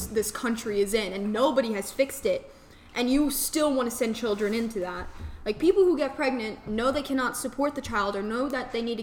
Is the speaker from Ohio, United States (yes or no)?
no; New York, United States; now in South Carolina, United States; I come from New York. I grew up my whole life in New York